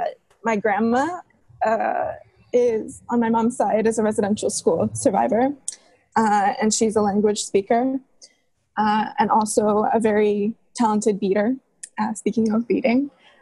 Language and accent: English; Vancouver, British Columbia, Canada; moved away as an adult; now in Ottawa, Canada; And I was raised in Vancouver on Musqueam, Tsleil-Waututh, and Salish territories. So I was in Vancouver until I moved away for university.